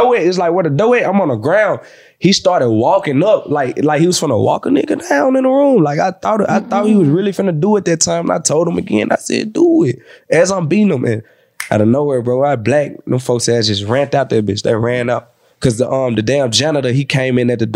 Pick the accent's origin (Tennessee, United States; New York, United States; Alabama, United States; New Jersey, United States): Tennessee, United States; Memphis; I'm from Memphis